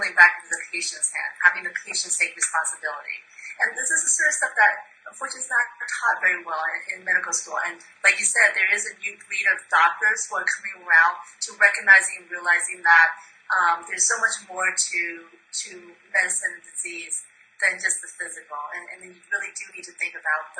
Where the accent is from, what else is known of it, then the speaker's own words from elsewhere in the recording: Myanmar; now in United States; I was born in Burma, now Myanmar, and my mom's a physician